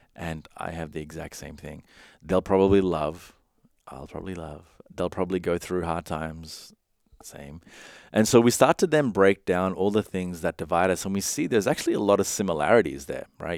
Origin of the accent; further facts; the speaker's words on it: Sri Lanka; I come from, I was born in Sri Lanka